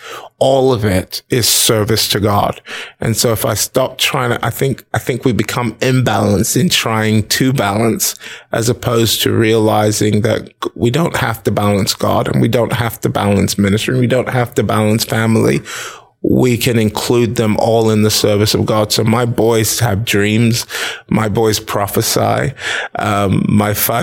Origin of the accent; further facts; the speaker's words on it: United Kingdom; moved away as an adult; now in Nigeria; I was born in Nigeria. Lived there till I was 2, then moved to the United Kingdom where we lived for several years, over 30 something odd years, actually